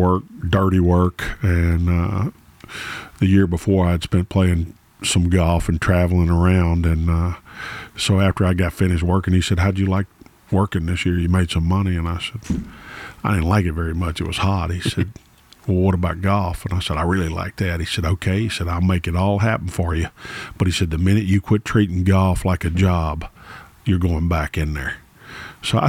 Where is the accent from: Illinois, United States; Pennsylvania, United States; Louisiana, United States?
Louisiana, United States; Shreveport; I was born in Shreveport, Louisiana